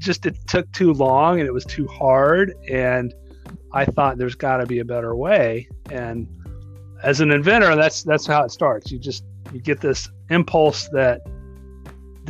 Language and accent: English; North Texas, United States; also born or lived in Colorado; I was born and raised in North Texas